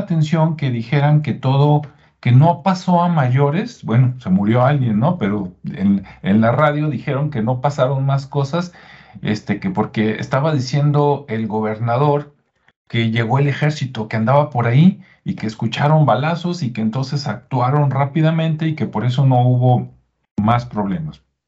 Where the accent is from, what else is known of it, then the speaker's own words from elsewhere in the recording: Mexico; aquí, en mi estado, en mi municipio, en mi país